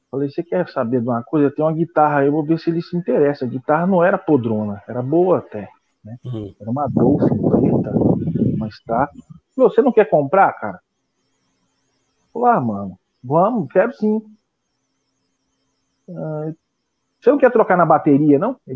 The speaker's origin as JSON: {"language": "Portuguese", "town": "Penápolis", "region": "São Paulo", "country": "Brazil", "tie": "born or raised there", "also_born_or_lived": "São José do Rio Preto", "said": "eu sou da cidade de Penápolis, né? Eu nasci em São José do Rio Preto, que é interior de São Paulo, e com três anos eu fui para Penápolis."}